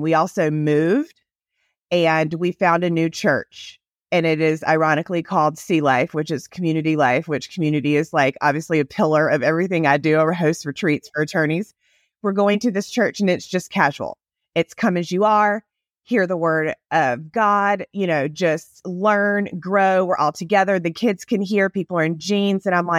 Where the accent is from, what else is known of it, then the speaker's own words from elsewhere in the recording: Southern United States, United States; accent: Southern; now in Texas, United States; I grew up in the South. Obviously, you can hear it in my accent, probably not as much as sweet Emily's Southern accent is better than mine. I've lost mine over the years living in Texas.